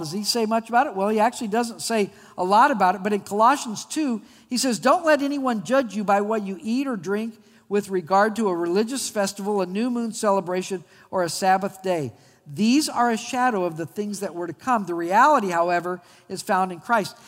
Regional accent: Albuquerque, New Mexico, United States; When I was a kid, I grew up in Albuquerque, New Mexico

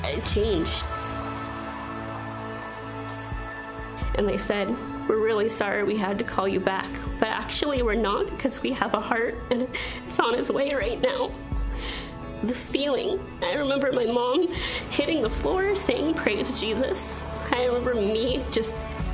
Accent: Redmond, Washington, United States; also born or lived in India; So I was adopted from India when I was 9 months old. Grew up here in Redmond, went to school in Redmond

